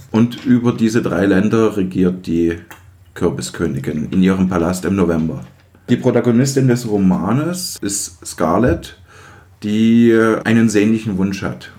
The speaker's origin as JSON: {"language": "German", "region": "East Germany", "country": "Germany", "said": "Ich komme ja aus den Osten und als die Wende kam, war ich vierzehn."}